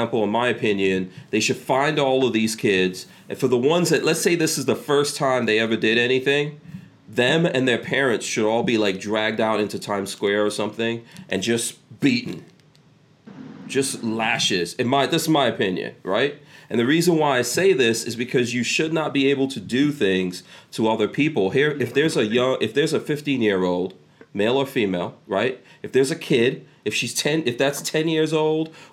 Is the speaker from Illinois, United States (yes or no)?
no; New York City, New York, United States; now in Florida, United States; I grew up in New York City. This kind of thing happened all the time. I remember when I was in high school in New York City